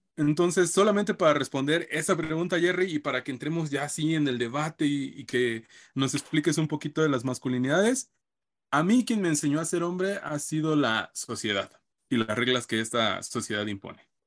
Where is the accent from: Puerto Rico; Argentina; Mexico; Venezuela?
Mexico; nos encontramos como sociedad mexicana